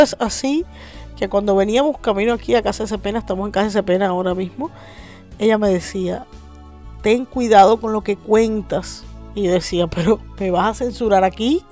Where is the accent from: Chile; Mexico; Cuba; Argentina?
Cuba; now in Miami, United States; nuestra realidad cambió